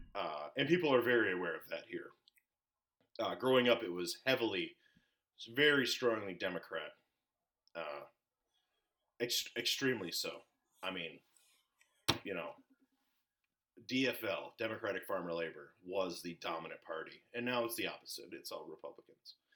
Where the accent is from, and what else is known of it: Minnesota, United States; born or raised there